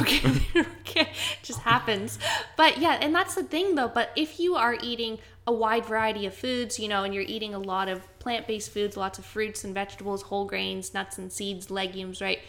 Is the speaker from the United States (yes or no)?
no; Canada; now in Brisbane, Australia; I'm from Canada, but I'm a poor excuse for a Canadian.